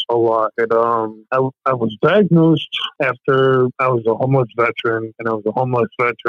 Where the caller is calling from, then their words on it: Worcester, Massachusetts, United States; I'm calling from Worcester, Massachusetts, or how you guys would say it, Worcester.